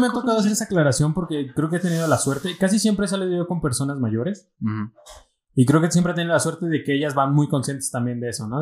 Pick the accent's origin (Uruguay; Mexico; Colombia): Mexico; Michoacán; somos michoacanos